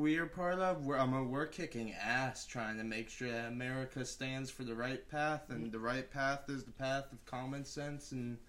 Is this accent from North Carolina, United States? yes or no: no; Fredericksburg, Virginia, United States; I'm from Fredericksburg. So you're an East Coaster. Yeah, I was born and raised in Virginia.